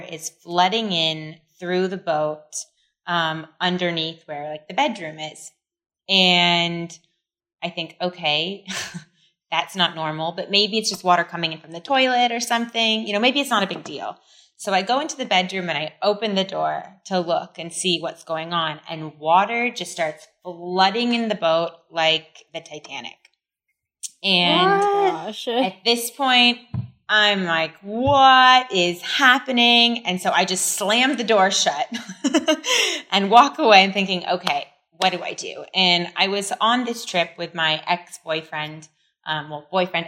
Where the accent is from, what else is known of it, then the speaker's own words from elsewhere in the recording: California, United States; moved away as an adult; also born or lived in France; now in Siargao, Philippines; I was raised in California and then, you know, decided a few years ago it was time to come home